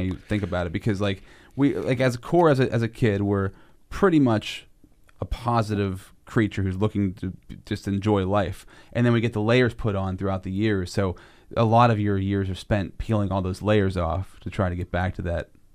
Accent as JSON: {"language": "English", "town": "Altoona", "region": "Pennsylvania", "country": "United States", "said": "I'm from Altoona"}